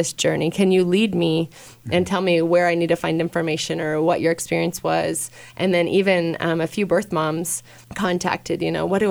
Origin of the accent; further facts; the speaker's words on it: Kearney, Nebraska, United States; I'm from Kearney